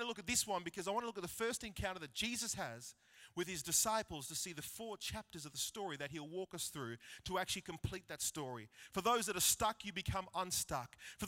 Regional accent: Wagga Wagga, New South Wales, Australia; So growing up in Wagga, we were blessed to have this three-story house.

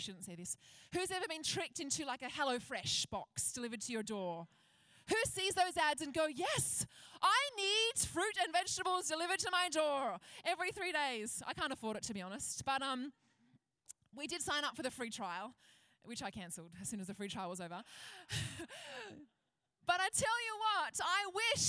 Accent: Penrith, New South Wales, Australia; When I was a kid, I grew up out west. I grew up in Penrith

